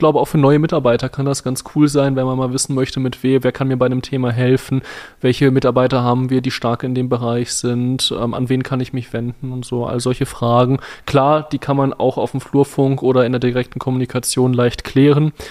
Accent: Poland; moved away; mein Heimatland Polen

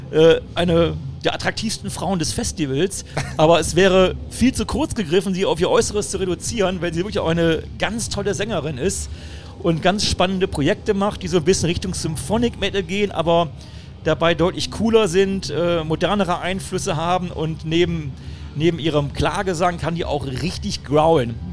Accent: Düsseldorf, North Rhine-Westphalia, Germany; das Düsseldorfer Mädchen ne, aus meiner Heimatstadt

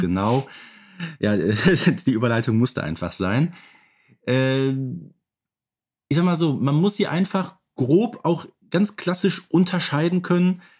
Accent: Ruhr area, North Rhine-Westphalia, Germany; ich, der aus dem Ruhrgebiet kommt

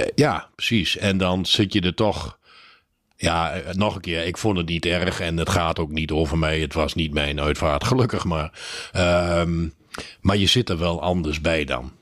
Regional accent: Netherlands; als Nederlander

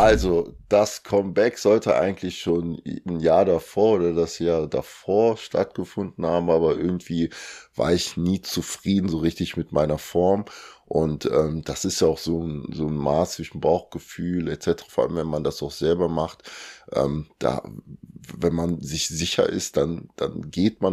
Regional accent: Germany; also born or lived in Kinshasa, Democratic Republic of the Congo; bin dann mit zwei Jahren nach Deutschland gekommen mit meinen Eltern und meinen Geschwistern. Und ja, seitdem bin ich halt in Deutschland

